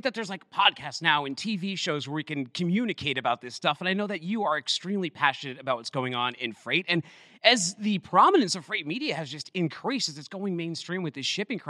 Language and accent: English; Boston, Massachusetts, United States; I am from Boston